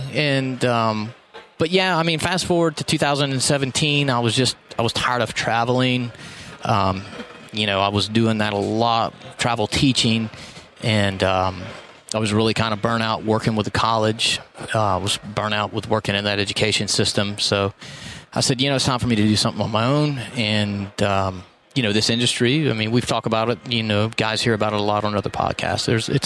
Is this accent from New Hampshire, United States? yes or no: no; Florida, United States; also born or lived in Texas; So, Panhandle, Florida's home. Yeah. I mean, I've been there for, I'll be 42 this year. So let's just say 40 years I've been there.